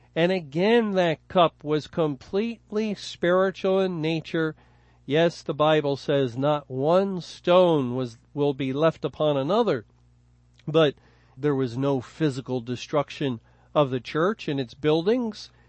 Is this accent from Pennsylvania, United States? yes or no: yes; Philadelphia, Pennsylvania, United States; I was born in Philadelphia